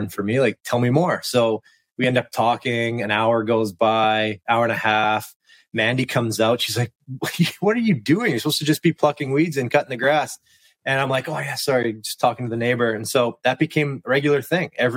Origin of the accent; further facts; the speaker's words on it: Western Canada, Canada; also born or lived in Kelowna, British Columbia / Washington, District of Columbia, United States; I'm from Western Canada, and where I was living, Kelowna, BC